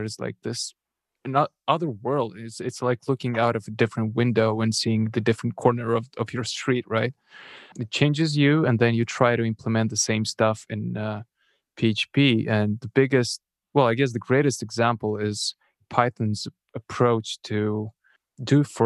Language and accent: English; Moldova; first language Russian; English is a second language; moved away; my first language is Russian, but since I'm from Eastern Europe, Moldova